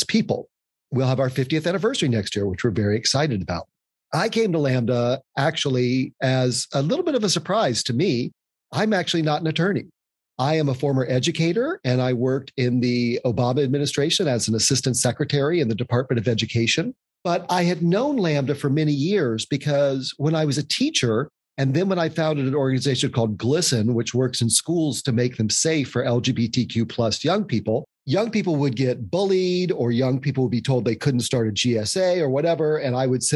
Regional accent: Louisville, North Carolina, United States; now in New York City, United States; I was born and I grew up in what was then an unincorporated town called Louisville, North Carolina.

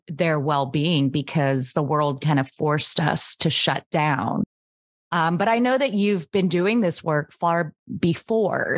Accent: Anchorage, Alaska, United States; now in Miami, United States; I grew up in Anchorage, Alaska

